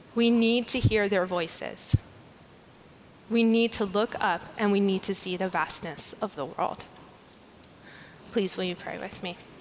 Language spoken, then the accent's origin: English; United States; As an American